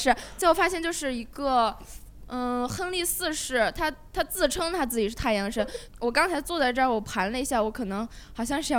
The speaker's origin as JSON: {"language": "Chinese", "country": "China", "said": "对而且因为因为我作为一个中国人，然后世界我对世界的这些东西我不是很了解"}